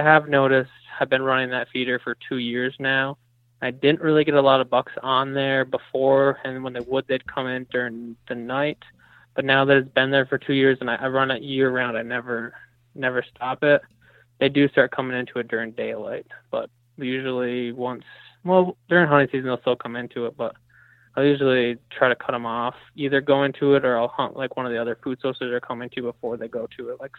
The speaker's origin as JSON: {"language": "English", "region": "New York", "country": "United States", "tie": "born or raised there", "said": "So I grew up in New York, which doesn't allow baiting."}